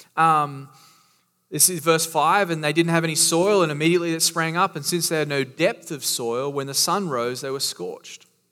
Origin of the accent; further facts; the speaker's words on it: Australia; now in Florida, United States; I am from Australia